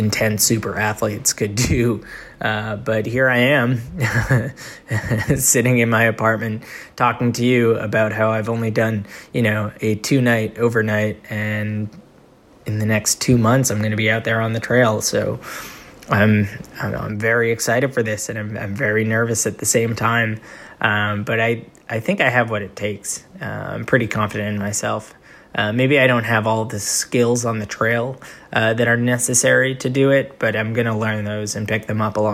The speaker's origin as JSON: {"language": "English", "region": "Northeast", "country": "United States", "said": "I'm from the Northeast"}